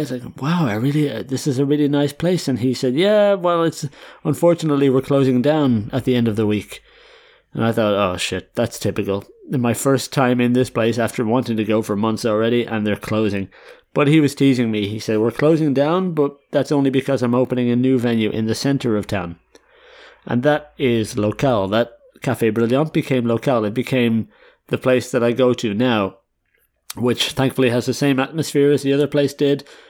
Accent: Ireland; now in Netherlands; I'm an Irish guy

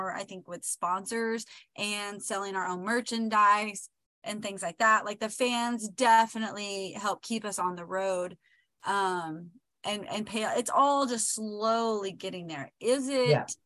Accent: Oklahoma, United States; We're both from Oklahoma

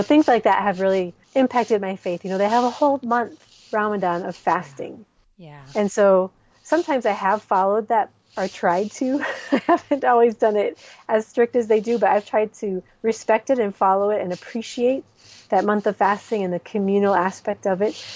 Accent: Minnesota, United States; moved away as an adult; also born or lived in Somalia; now in Djibouti; I am originally from Minnesota but my family has spent the last 17 years in the Horn of Africa

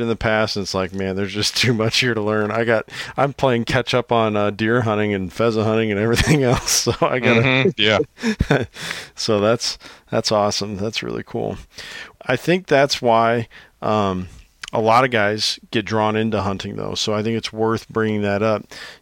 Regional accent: Illinois, United States; growing up in Illinois

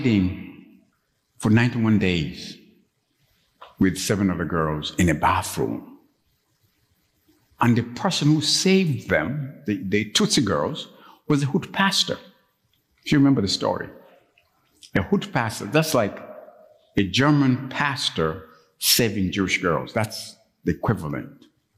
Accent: Kampala, Central Region, Uganda; moved away; Some of you know that I'm from Uganda. I grew up in Uganda.

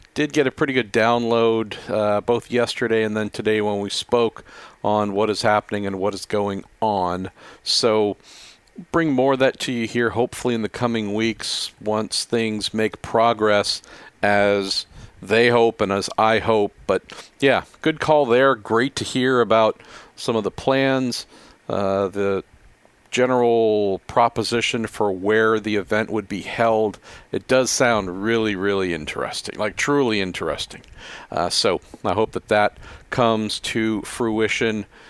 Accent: Bay Area, California, United States; I'm born and raised in the Bay Area

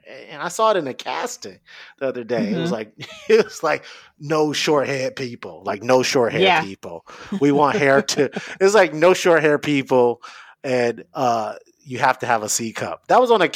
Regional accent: Detroit, Michigan, United States; I'm from Detroit. I'm not from the suburbs

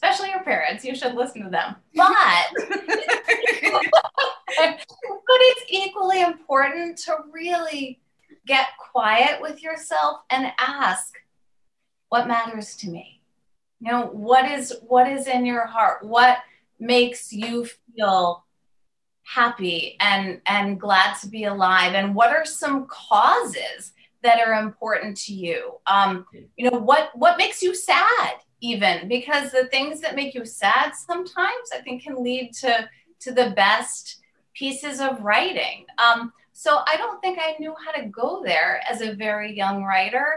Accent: Maine, United States; moved away as an adult; back in my home state of Maine

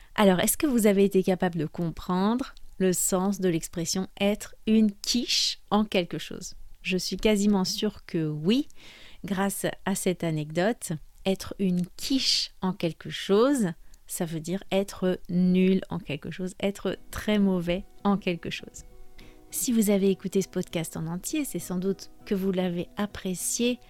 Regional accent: France; je suis française

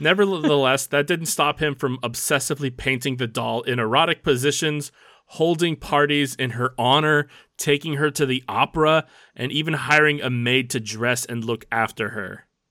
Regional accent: United States; We're not just American, we're like American American. We're American

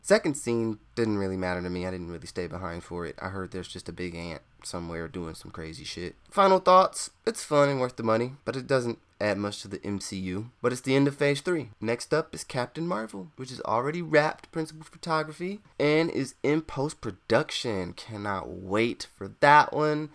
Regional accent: United States; accent: country

